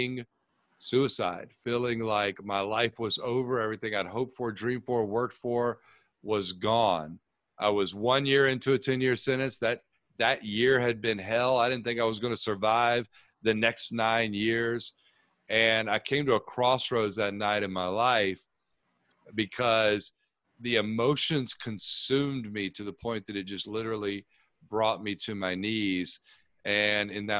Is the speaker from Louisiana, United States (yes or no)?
no; Tampa, Florida, United States; I grew up here in Tampa, Florida, started playing football when I was about 4 years old